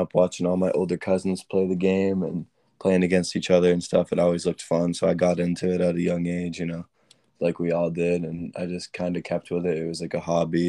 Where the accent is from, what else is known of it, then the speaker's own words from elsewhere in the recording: Rockport, Massachusetts, United States; I'm from Rockport, Massachusetts